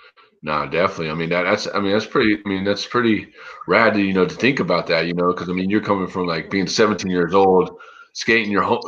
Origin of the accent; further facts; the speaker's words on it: Pensacola, Florida, United States; moved away as an adult; also born or lived in San Diego, California; I grew up in Pensacola, Florida.